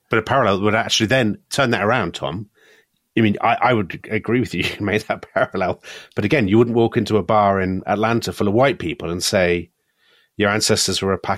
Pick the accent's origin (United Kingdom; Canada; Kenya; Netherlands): United Kingdom; I mean, even growing up in Britain in the 1970s, I, I mentioned before about history books showing Confederates as Cavaliers.